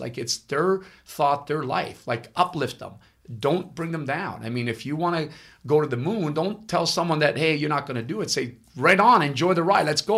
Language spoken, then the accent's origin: English; Ottawa, Ontario, Canada; first language Italian; English is a second language; also born or lived in Italy; I'm Canadian, but I'm actually born in Italy. I, okay. I came here in 1974